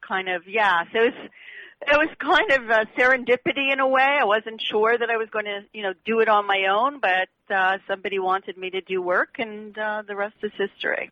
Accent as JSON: {"language": "English", "country": "Canada", "moved": "as an adult", "lives_now": "United States", "said": "I come from Canada. I moved here."}